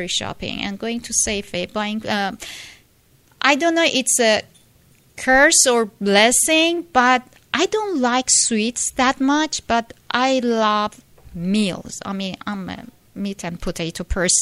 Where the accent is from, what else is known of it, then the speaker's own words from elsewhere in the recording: Iran; moved away as an adult; now in United States; I'm from Iran, Persia, and when I was 18, I came to United States, and I'm 47 now